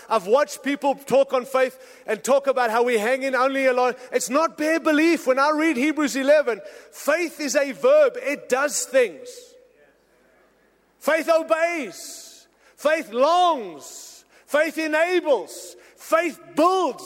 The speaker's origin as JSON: {"language": "English", "country": "United States", "said": "I'm an American, married to an American, happy to live in America"}